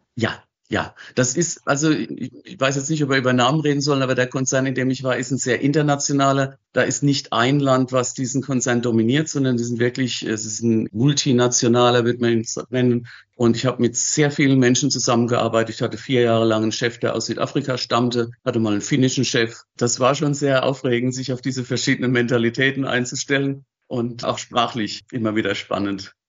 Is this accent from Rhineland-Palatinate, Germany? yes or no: yes; Wachenheim, Rhineland-Palatinate, Germany; also born or lived in Zurich area, Switzerland; Ich bin in Wachenheim groß geworden